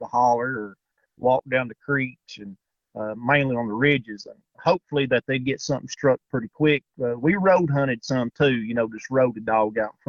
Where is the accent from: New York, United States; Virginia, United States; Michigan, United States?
Virginia, United States; Tazewell County, Southwest; I'm from Southwest Virginia. I live in Tazewell County. I've lived in this area basically my whole life, growed up here